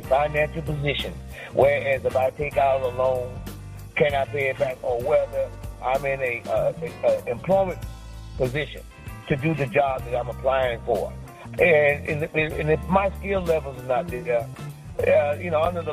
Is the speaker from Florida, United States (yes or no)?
yes; Miami, Florida, United States; growing up in Miami, growing up in the heart of Black communities